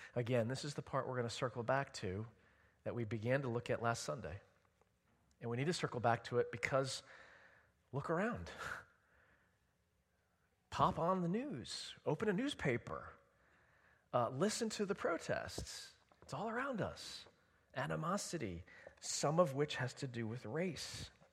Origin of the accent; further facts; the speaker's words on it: Edison, New Jersey, United States; I grew up in Edison, New Jersey, in Middlesex County.